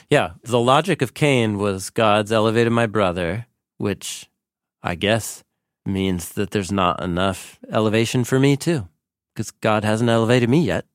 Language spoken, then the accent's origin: English; Portland, Oregon, United States; I grew up here in Portland, and literally in the same part of Portland where we sit here and have these conversations